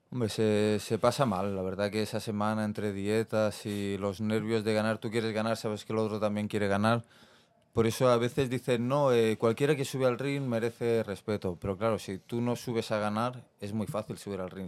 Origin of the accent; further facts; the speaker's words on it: Barcelona, Catalonia, Spain; yo soy de Barcelona, del barrio de Mar, el Besos de Barcelona. Eh, me crié entre el Besos y la mina